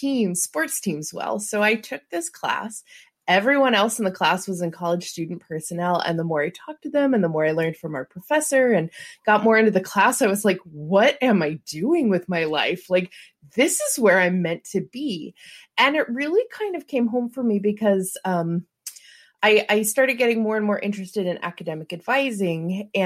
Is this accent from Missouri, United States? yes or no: yes; St. Louis, Missouri, United States; I'm from St. Louis